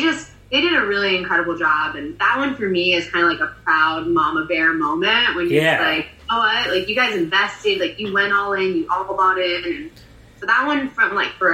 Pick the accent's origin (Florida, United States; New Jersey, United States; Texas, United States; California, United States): New Jersey, United States; now in Asheville, United States; I grew up in Jersey